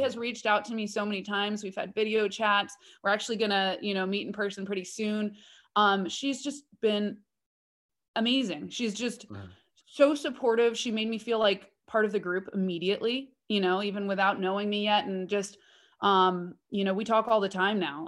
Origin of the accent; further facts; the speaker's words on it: Oakland, California, United States; I was born and bred in Oakland